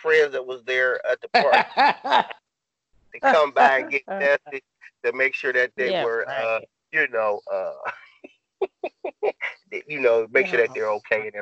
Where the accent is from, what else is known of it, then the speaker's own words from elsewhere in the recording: East Cleveland, Ohio, United States; I grew up in East Cleveland